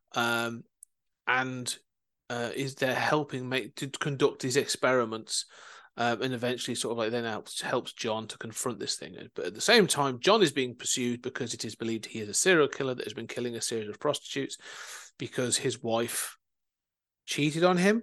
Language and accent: English; Coventry, West Midlands, United Kingdom; moved away; also born or lived in Leicester; I was raised in Coventry I now live uh, elsewhere